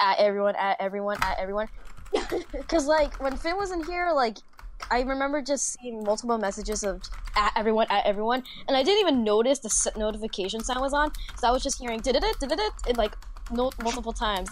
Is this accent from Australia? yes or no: no; Vancouver, British Columbia, Canada; Vancouver. Canada. I was born in Vancouver.